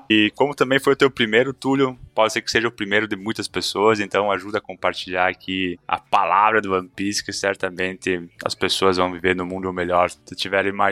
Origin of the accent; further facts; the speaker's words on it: Ceará, Brazil; tenho 23 anos e sou do interior de Heriutaba.